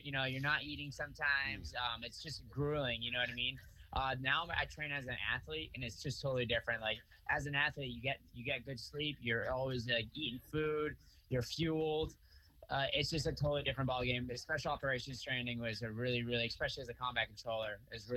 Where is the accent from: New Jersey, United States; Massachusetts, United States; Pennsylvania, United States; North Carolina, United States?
Massachusetts, United States; Freetown; also born or lived in Fall River; I grew up mostly in Freetown, which is right outside of Fall River